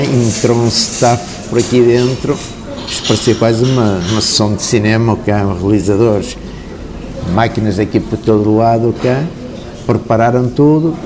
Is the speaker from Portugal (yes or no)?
yes; Porto, Norte, Portugal; Eu nasci aqui no Porto, o meu falecido pai tinha um café, que era o Café Luz, e eu comecei a trabalhar por lá com 9 anos